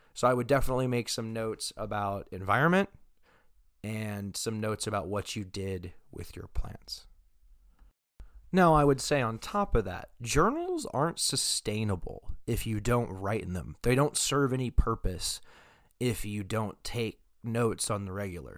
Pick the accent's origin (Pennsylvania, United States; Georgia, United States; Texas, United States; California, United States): Texas, United States; now in Oregon, United States; I am not originally from Oregon. However, I was born in Texas